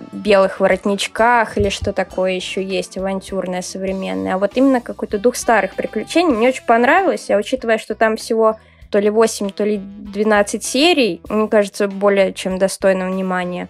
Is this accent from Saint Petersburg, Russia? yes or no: yes; Saint Petersburg, Russia; я из славного города Санкт-Петербурга